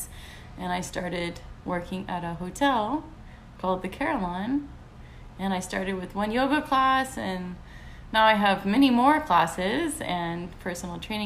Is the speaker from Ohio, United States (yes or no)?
no; Texas, United States; moved away as an adult; now in Miami, United States; I'm from Texas